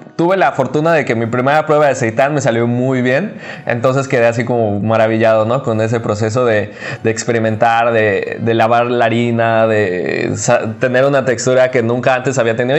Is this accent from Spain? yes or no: no; Cancún, Quintana Roo, Mexico; Eh, soy de Cancún